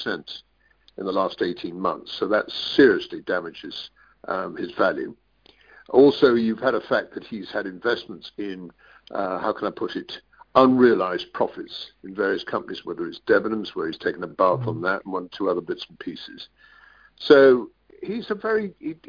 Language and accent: English; London, United Kingdom; I'm a Londoner